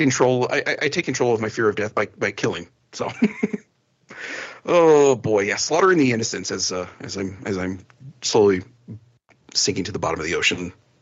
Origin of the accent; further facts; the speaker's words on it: New Jersey, United States; born there; now in New Mexico, United States; So, and I'm not even like born New Mexican. Like, I was born in New Jersey.